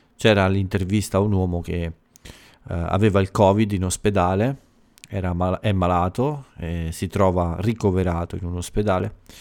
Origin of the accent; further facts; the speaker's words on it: Italy; dal mio paese